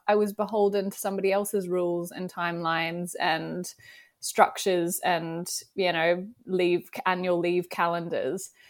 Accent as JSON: {"language": "English", "country": "Australia", "accent": "Australian", "moved": "as an adult", "lives_now": "United Kingdom", "said": "my Australian accent. I live in the U K, but I am originally from Australia."}